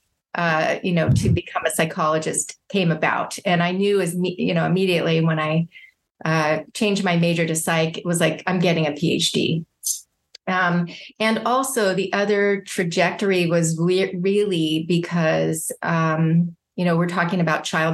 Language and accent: English; San Diego, California, United States; also born or lived in Indianapolis, Indiana; now in Orange County, United States; And then I grew up in San Diego, California